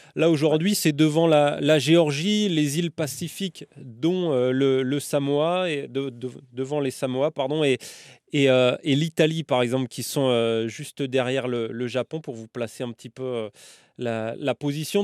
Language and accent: French; France; chez nous en France